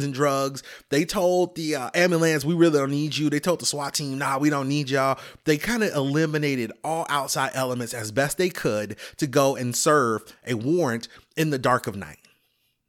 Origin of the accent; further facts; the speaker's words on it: Chicago, Illinois, United States; I'm from Chicago.